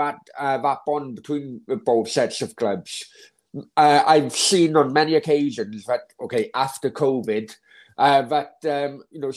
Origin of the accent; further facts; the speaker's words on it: Wales, United Kingdom; now in Marbella, Spain; my home country is Wales